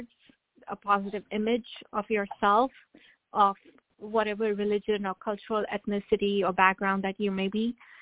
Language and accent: English; India; now in Atlanta, United States; growing up in India, I grew up with my grandmother